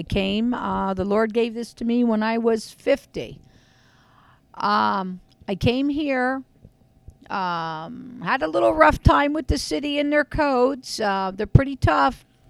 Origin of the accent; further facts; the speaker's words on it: Frackville, Pennsylvania, United States; I'm from Frackville.